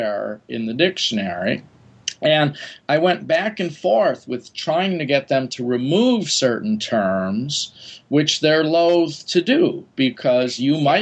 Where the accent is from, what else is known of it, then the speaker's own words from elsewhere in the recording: Wisconsin, United States; moved away; I grew up in Wisconsin